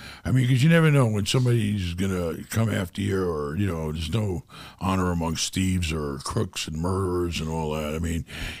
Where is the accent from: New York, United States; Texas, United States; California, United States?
New York, United States; Far Rockaway; It was pretty rough growing up in New York. You know, in Far Rockaway and the projects, where it was really sad.